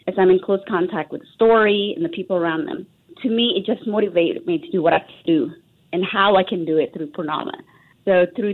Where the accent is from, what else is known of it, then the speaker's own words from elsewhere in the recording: Texas, United States; accent: American; moved away as an adult; also born or lived in Indonesia; now in Singapore; growing up in Texas, super fortunate to have good education